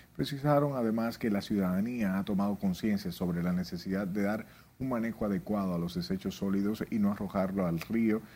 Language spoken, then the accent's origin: Spanish; Dominican Republic; nuestra isla, la República Dominicana